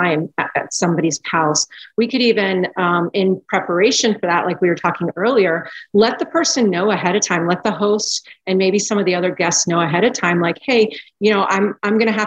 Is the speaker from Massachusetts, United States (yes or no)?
no; South Florida, United States; I grew up in South Florida